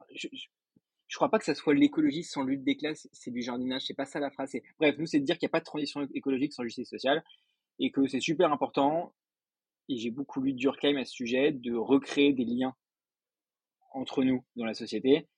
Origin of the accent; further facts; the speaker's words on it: Paris, Île-de-France, France; suis né à Paris, j'ai fait toutes mes études à Paris